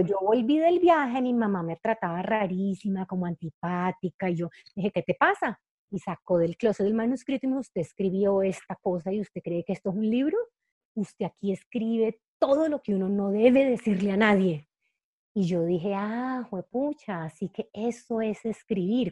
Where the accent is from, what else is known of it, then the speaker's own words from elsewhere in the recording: Cali, Valle del Cauca, Colombia; moved away as an adult; also born or lived in Bogotá, Colombia; yo soy caleña y Cali es una ciudad que es superimportante para mí